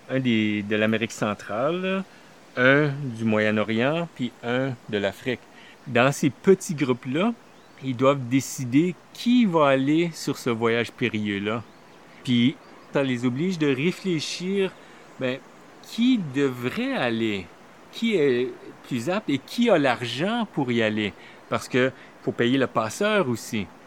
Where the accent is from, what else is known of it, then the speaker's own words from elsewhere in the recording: Manitoba, Canada; moved away as an adult; also born or lived in Toronto; now in Montreal, Canada; je suis originaire du Manitoba d'un petit village euh, francophone